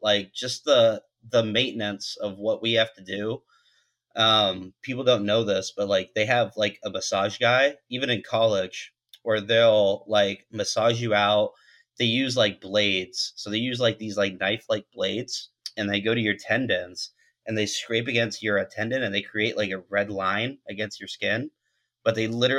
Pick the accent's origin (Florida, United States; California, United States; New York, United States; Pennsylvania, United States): California, United States; growing up in California and playing ball there